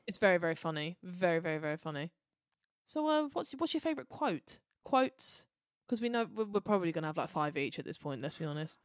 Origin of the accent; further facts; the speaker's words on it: United Kingdom; we're British